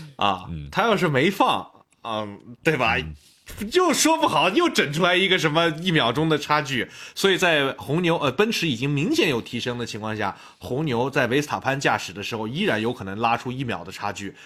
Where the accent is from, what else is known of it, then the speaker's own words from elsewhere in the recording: Xinjiang, China; 我们新疆人嘛，从小就是吃那些比较高碳水、高油脂的嗯吃的